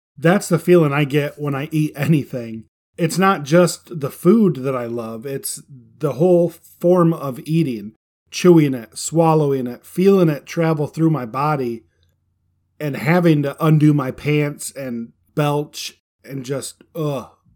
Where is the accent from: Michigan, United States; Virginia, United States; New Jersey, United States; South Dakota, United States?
Michigan, United States; I call it a pop because I'm from Michigan.